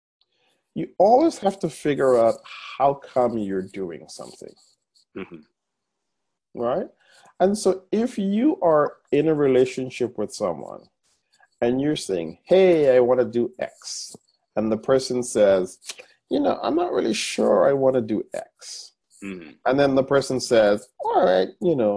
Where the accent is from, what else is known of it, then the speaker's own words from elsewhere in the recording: Guyana; moved away; my home country of Guyana